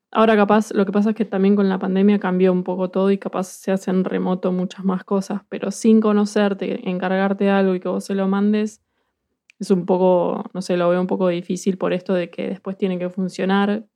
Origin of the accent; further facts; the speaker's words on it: Buenos Aires, Argentina; moved away as an adult; now in Bristol, United Kingdom; soy porteña, soy de Buenos Aires